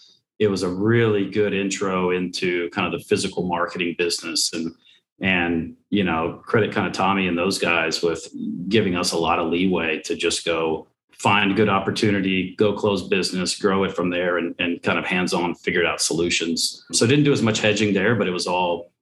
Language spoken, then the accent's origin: English; Houston, Texas, United States; I'm born and raised in Houston.